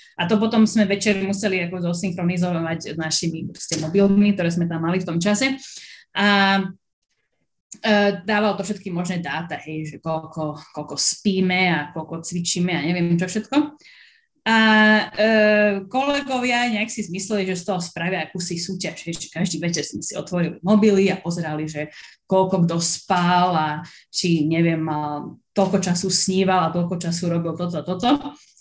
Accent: Slovakia; moved away as an adult; now in Hawaii, United States; som nakoniec zo Slovenska odišla

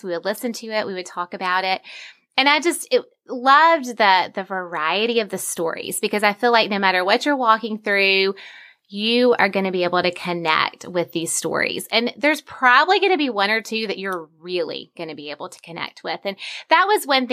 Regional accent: Vestavia Hills, Alabama, United States; my hometown is Vestavia, Alabama, which is where I grew up.

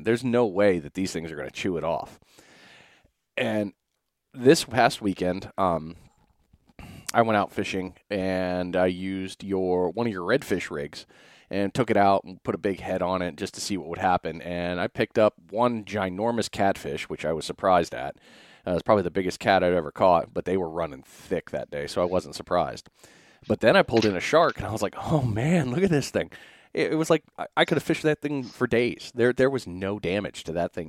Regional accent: New England, United States; moved away; I'm originally from New England

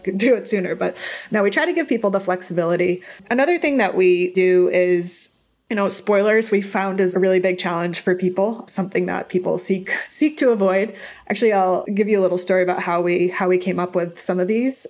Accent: Boston, Massachusetts, United States; now in California, United States; I grew up in Boston, so we are all diehard sports fans there.

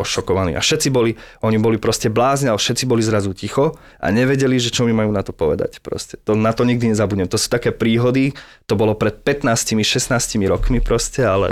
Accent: Zvolenská Slatina, Banská Bystrica Region, Slovakia; ja som zo Zvolenskej Slatiny, ani nie, že zo z mesta. Čiže Dedničan sa ocitol v hlavnom meste

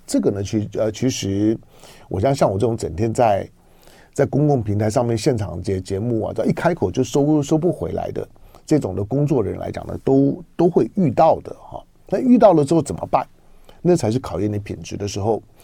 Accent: Taiwan; 我是一个台湾人

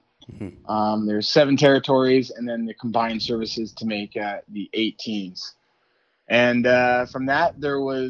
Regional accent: Pella, Iowa, United States; I'm from Pella, Iowa, and grew up in a small town out in the country.

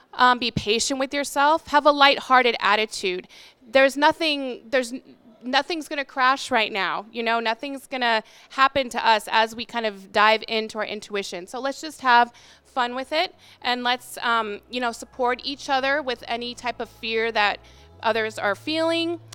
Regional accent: Arizona, United States; So I come from Arizona, and we don't have any, like, amazing, delicious food

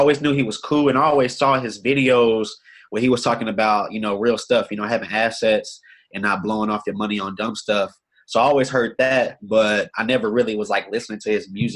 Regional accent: Austin, Texas, United States; Born and raised in Austin, Texas.

